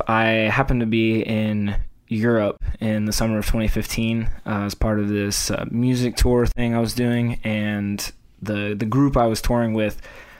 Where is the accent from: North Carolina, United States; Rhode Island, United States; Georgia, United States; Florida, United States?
Georgia, United States; Atlanta; I am from Atlanta and live in the greater Atlanta area right now.